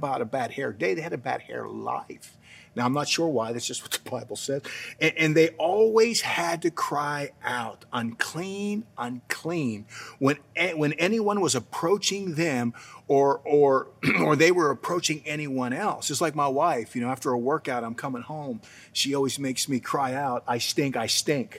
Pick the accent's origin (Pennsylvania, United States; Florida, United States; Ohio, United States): Pennsylvania, United States; New Castle; moved away; I grew up in Newcastle, Pennsylvania.